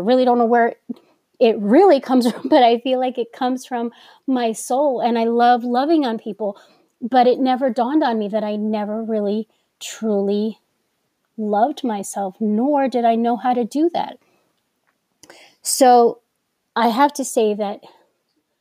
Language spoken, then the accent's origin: English; New York, United States; accent: New York; I'm from New York and I feel that us New Yorkers have put a little bit more emphasis and enunciation into our words sometimes